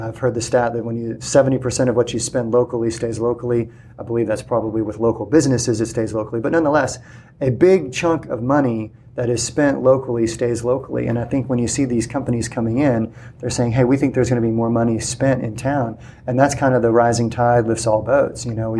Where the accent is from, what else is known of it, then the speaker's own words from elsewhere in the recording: San Antonio, Texas, United States; now in Corpus Christi, United States; San Antonio, right. my hometown.